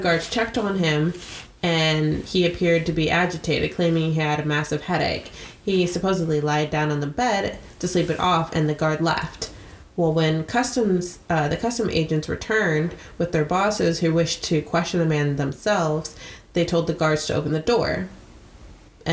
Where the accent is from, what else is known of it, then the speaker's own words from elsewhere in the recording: United States; as an American